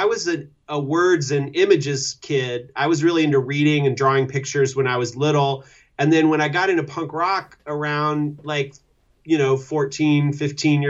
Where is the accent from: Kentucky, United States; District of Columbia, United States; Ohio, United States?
Kentucky, United States; Louisville; growing up in Louisville, Kentucky.